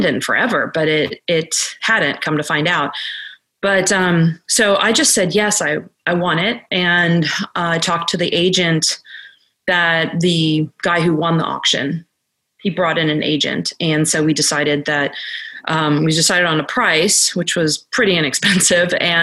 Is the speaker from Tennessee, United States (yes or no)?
no; Arlington, Virginia, United States; I grew up in Arlington, Virginia, which is about an hour from here